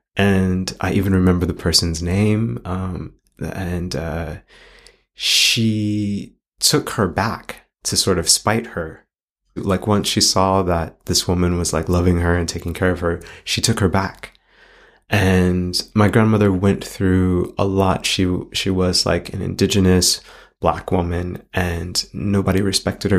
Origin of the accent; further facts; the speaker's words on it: Los Angeles, California, United States; as a child growing up in Los Angeles